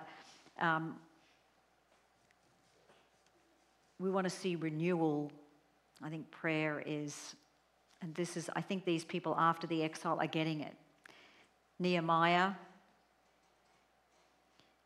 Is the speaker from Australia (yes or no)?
yes; Australia; I'm Australian